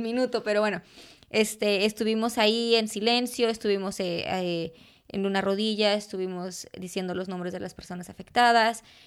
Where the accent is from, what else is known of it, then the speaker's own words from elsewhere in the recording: Jalostotitlán, Jalisco, Mexico; first language Spanish; moved away; dar clases de fotografía en, en Jalos, de donde soy yo